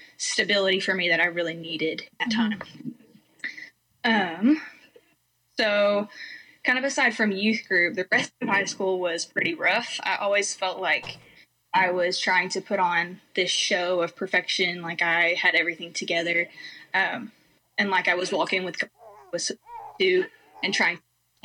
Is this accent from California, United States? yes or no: no; Arkansas, United States; also born or lived in Georgia, United States; I moved from Georgia to Arkansas when I was 10 years old.